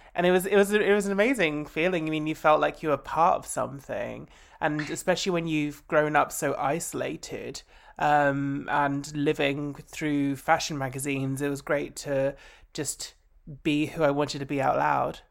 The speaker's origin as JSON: {"language": "English", "area": "Essex", "region": "East of England", "country": "United Kingdom", "tie": "born or raised there", "said": "I grew up in Essex."}